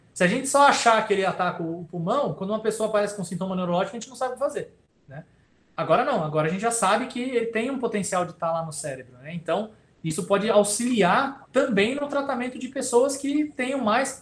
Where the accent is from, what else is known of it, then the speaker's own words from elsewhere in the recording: ABC Paulista, São Paulo, Brazil; moved away as an adult; also born or lived in Campinas; eu sou do ABC, né? Paulista aqui, né? Do lado de São Paulo e vim morar em Campinas para estudar